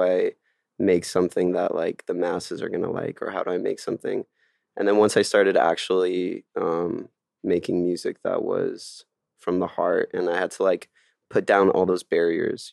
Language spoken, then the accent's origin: English; Miami, Florida, United States; moved away as an adult; also born or lived in France; now in Los Angeles, United States; I was born in France and then moved to Miami when I was, like, seven with my parents